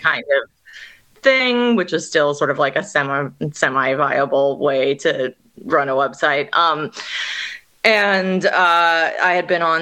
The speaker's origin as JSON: {"language": "English", "region": "Northern California", "country": "United States", "tie": "born or raised there", "also_born_or_lived": "New York", "moved": "as an adult", "lives_now": "Australia", "said": "where I grew up in Northern California"}